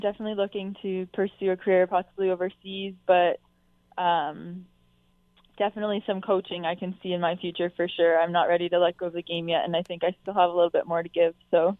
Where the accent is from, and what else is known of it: Hamilton, Ontario, Canada